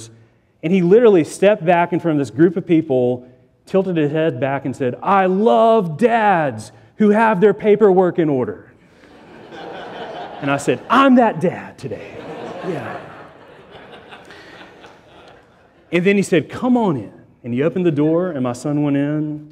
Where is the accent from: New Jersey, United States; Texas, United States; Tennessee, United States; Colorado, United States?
Tennessee, United States; Chattanooga; I grew up in Chattanooga, Tennessee